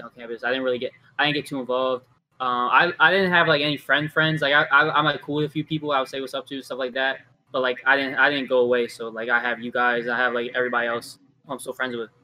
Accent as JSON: {"language": "English", "town": "Baltimore", "region": "Maryland", "country": "United States", "said": "we're from Baltimore"}